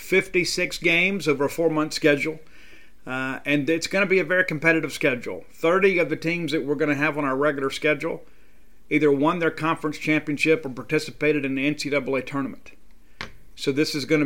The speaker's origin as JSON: {"language": "English", "town": "Columbia", "region": "Mississippi", "country": "United States", "tie": "born or raised there", "said": "when I was a young pup growing up in Columbia, Mississippi"}